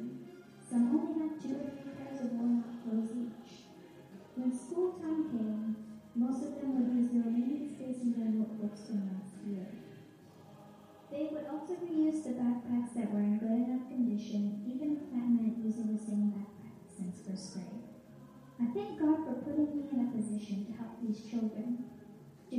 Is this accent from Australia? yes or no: no; Philippines; I was born and raised in the Philippines